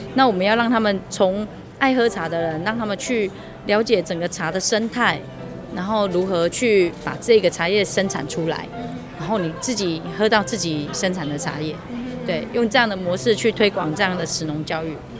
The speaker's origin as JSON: {"language": "Chinese", "country": "Taiwan", "said": "我们台湾人其实真的很爱逛农，农夫市集"}